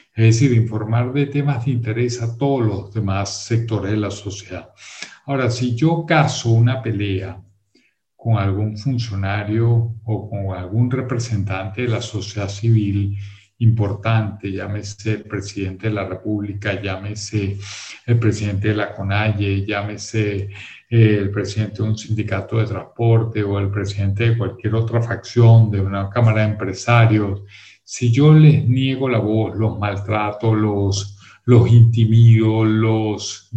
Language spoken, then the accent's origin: Spanish; Venezuela; yo soy venezolano